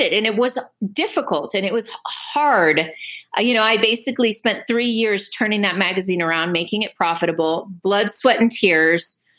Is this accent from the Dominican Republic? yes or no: yes; Dominican Republic; also born or lived in Cuba; now in United States; I grew up in the Dominican Republic